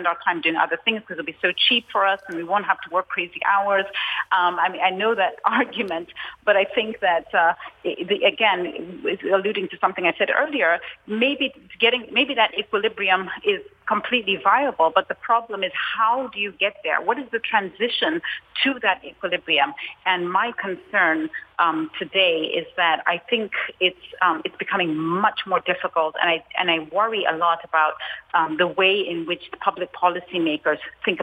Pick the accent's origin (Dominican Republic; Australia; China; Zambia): Zambia; moved away; I grew up in Africa at a time where my early formative years were really at a time when the government was at the center.